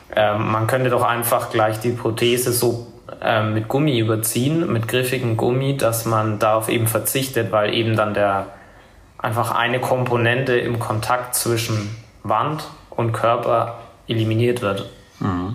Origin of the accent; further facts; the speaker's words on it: Nuremberg, Bavaria, Germany; komme aus Nürnberg. Ähm, komme da ursprünglich auch her und wohne da auch immer noch